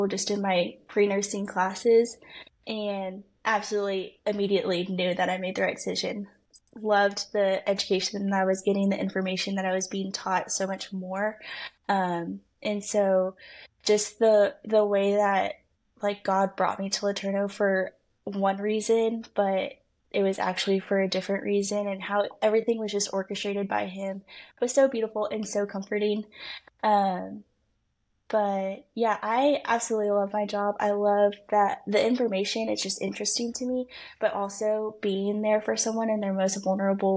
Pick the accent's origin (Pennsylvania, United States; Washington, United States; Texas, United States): Texas, United States; Allen; accent: Texan; now in Waco, United States; I grew up in Allen, Texas.